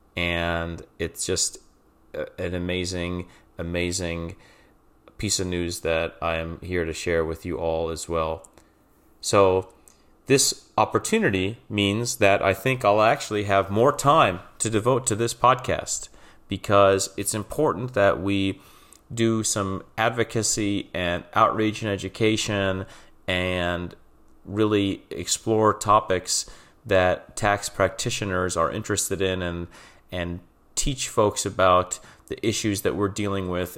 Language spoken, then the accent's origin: English; Trucksville, Pennsylvania, United States; now in Philadelphia, United States; I'm originally from the Wilkes-Barre, Scranton area of Pennsylvania, specifically Truxville in Luzerne County